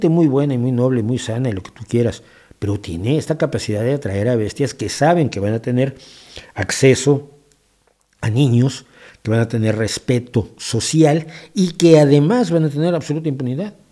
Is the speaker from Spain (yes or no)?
yes; Spain; Es una de las ciudades que conforman mi nacionalidad como español, ¿no?